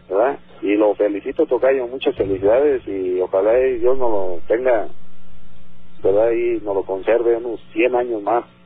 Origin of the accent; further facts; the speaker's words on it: Zamora, Michoacán, Mexico; soy de Zamora, Michoacán